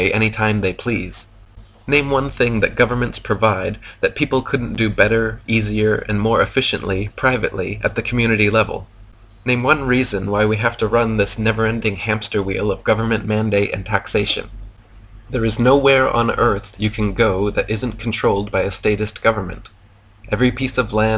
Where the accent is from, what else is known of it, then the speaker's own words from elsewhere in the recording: United States; moved away as an adult; now in Thailand; Now I am American because I was born within the arbitrary borders of the fictional construct known as America.